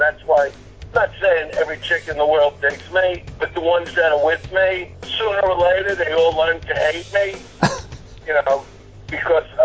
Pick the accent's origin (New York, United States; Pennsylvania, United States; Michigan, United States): New York, United States; New York City; I am from Brooklyn